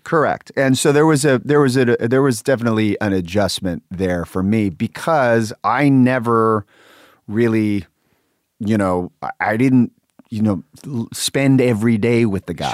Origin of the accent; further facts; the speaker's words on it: Sacramento, California, United States; I grew up in Sacramento